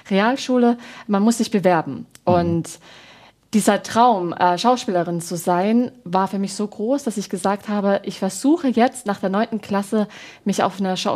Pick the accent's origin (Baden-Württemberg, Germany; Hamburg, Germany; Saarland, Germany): Baden-Württemberg, Germany; will in Stuttgart Hochdeutsch lernen, aber ich komme aus dem Badischen